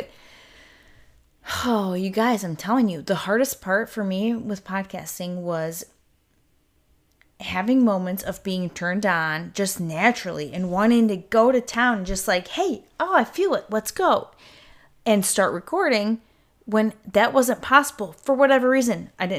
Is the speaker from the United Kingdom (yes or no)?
yes; United Kingdom; in my point of view, in this body of mine as Brit, looking out into the world